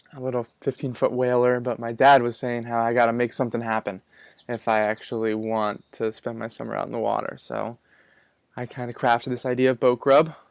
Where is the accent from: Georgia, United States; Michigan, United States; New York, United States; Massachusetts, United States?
Massachusetts, United States; Manchester-by-the-Sea; moved away as an adult; now in Gloucester, United States; I was born in Manchester by the Sea, and I just recently moved up to Gloucester